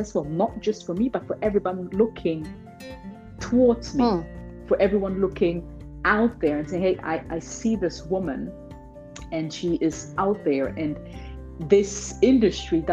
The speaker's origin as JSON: {"language": "English", "town": "Hanover", "region": "Lower Saxony", "country": "Germany", "tie": "born or raised there", "second_language": "English", "said": "born and raised in Hanover, Germany"}